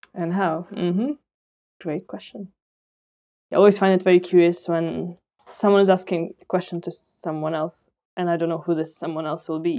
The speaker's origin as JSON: {"language": "English", "region": "Moscow", "country": "Russia", "tie": "born or raised there", "also_born_or_lived": "London / Bristol", "moved": "yes", "said": "I grew up in Moscow and then I moved to London and Bristol."}